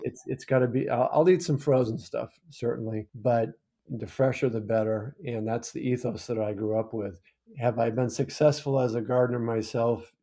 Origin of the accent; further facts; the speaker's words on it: Maine, United States; also born or lived in Falmouth, Maine; I grew up in Maine on the farm.